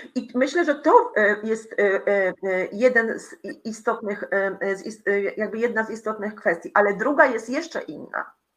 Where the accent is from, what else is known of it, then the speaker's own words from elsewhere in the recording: Poland; moved away as an adult; also born or lived in Greece / Italy; uciekłam, y, z Polski, y, w osiemdziesiątym chyba siódmym roku, y, m, byłam emigrantką